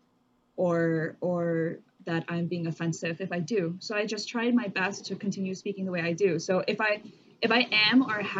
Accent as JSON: {"language": "English", "region": "Michigan", "country": "United States", "tie": "born or raised there", "moved": "yes", "said": "when I moved to Michigan, I did have a little bit of a different way that I was speaking. Mm. But then growing up in Michigan"}